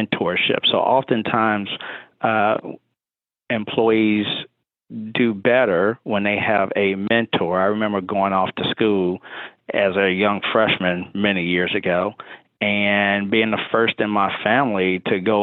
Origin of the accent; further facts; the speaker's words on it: Chicago, Illinois, United States; moved away as an adult; now in Lexington, United States; I'm born and raised in Chicago, but I live in Lexington, Kentucky now